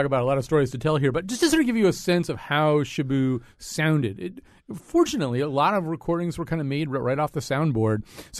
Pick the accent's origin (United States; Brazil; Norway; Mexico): United States; Connecticut; being a person of a certain age and growing up in Connecticut